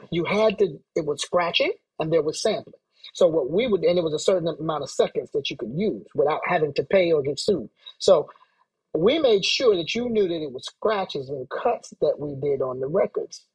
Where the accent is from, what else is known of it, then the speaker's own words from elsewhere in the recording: Atlanta, Georgia, United States; also born or lived in Brooklyn / Philadelphia; I'm from Atlanta, but I was living in Brooklyn